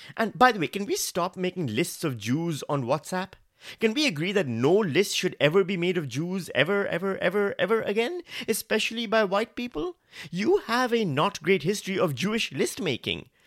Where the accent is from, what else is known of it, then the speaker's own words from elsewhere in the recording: Pakistan; now in Australia; I'm from Pakistan